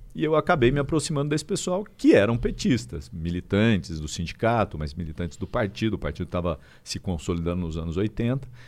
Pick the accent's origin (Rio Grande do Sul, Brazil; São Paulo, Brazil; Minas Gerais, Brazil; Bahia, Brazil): São Paulo, Brazil; Araraquara; now in São Paulo, Brazil; Não sou de São Paulo, sou de Araraquara uma das cidades mais importantes do estado de São Paulo.